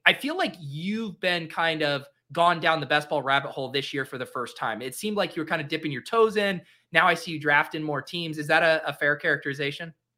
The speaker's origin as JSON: {"language": "English", "region": "Colorado", "country": "United States", "also_born_or_lived": "Boston", "moved": "yes", "said": "I'm from Colorado. I feel like I don't have an accent"}